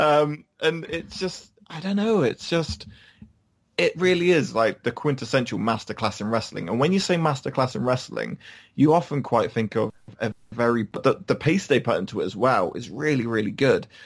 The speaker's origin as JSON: {"language": "English", "country": "United Kingdom", "said": "we're British"}